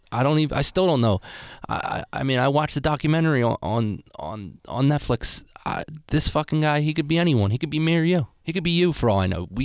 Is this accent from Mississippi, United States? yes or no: no; Philadelphia, Pennsylvania, United States; I'm from Philadelphia.